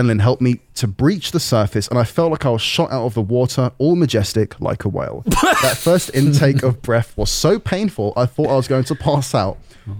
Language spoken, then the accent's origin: English; Spain; I grew up in Spain, and when I was 16, me and my friend, we'll call him Jack, as that's his name, had been playing a game on...